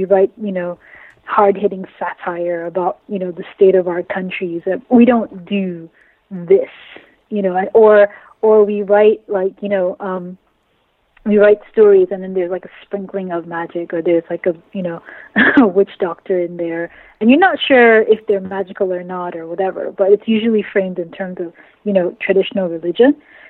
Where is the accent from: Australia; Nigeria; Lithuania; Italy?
Nigeria; I'm a writer and editor. I'm Nigerian. I live in Nigeria right now.